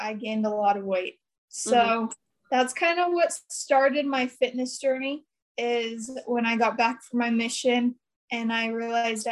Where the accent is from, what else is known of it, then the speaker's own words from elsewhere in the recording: Brigham City, Utah, United States; I'm from Brigham City, Utah, born and raised